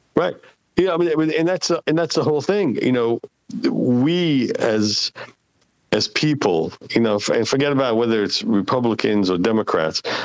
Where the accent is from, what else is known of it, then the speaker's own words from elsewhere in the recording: Israel; English is a second language; now in United States; I've left Israel many years ago